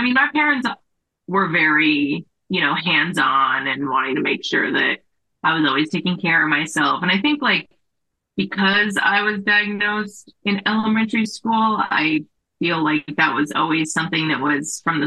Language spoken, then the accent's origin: English; Las Vegas, Nevada, United States; moved away as an adult; also born or lived in San Diego; I grew up in Las Vegas